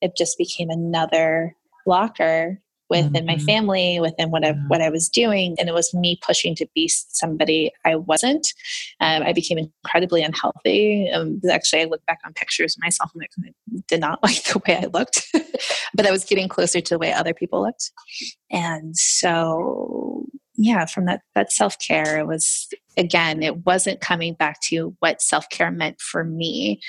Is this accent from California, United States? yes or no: no; Florida, United States; So I was all over the place. I was a military brat and I settled in Florida, in the good old Florida, which is wonderful sometimes.